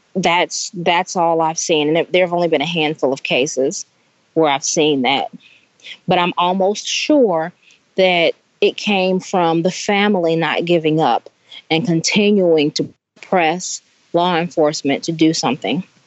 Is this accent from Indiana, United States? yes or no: yes; Indiana, United States; moved away; I'm from Indiana